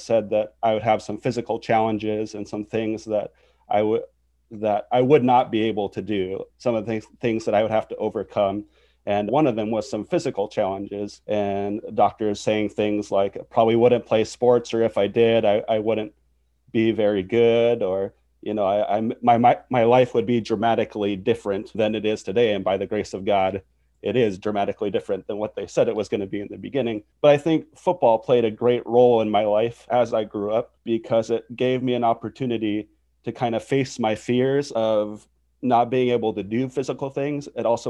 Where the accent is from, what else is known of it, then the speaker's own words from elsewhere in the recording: North Dakota, United States; born there; Well, I grew up as a pastor's kid. I was born in North Dakota, and then shortly after I was born, my dad went from a school teacher to a pastor.